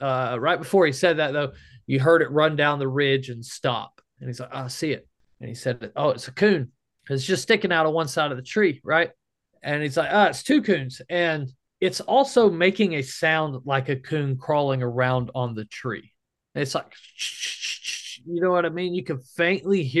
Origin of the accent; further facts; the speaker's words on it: the South, United States; We're from the South